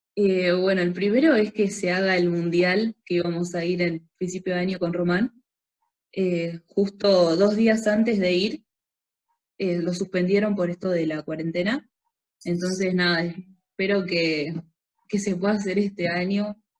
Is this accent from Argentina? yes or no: yes; San Jorge, Santa Fe, Argentina; yo soy de San Jorge